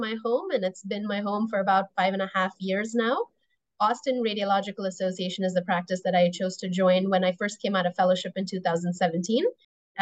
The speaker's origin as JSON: {"language": "English", "town": "Toronto", "region": "Ontario", "country": "Canada", "tie": "born or raised there", "also_born_or_lived": "Indiana / Midwest", "moved": "as an adult", "lives_now": "United States", "said": "I grew up mostly in Toronto in Canada. That's home for me."}